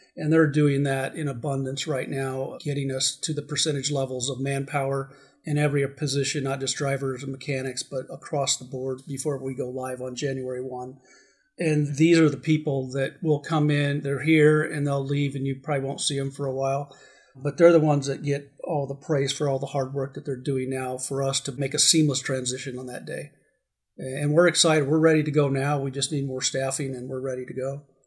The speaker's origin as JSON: {"language": "English", "region": "Arizona", "country": "United States", "also_born_or_lived": "Southern California", "said": "I am glad to be grounded back in my home state"}